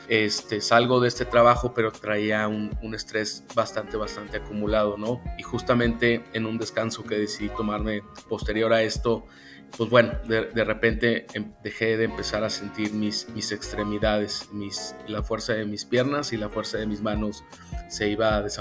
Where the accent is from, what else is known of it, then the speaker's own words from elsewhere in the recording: San Luis Potosí, Mexico; yo soy originario de San Luis Potosí, he nacido, crecido, aquí me desempeño. La verdad me, me encanta mi ciudad, me encanta México